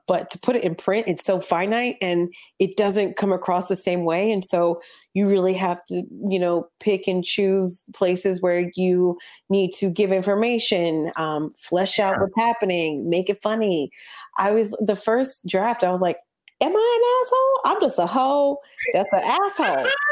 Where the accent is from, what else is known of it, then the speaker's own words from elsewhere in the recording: New Jersey, United States; I grew up in Jersey